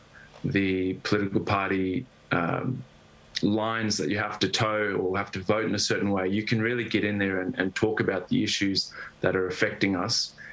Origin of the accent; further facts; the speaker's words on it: Zimbabwe; now in Australian Capital Territory, Australia; I grew up in Zimbabwe, and my family, we were kicked off our farm and managed to move to Australia.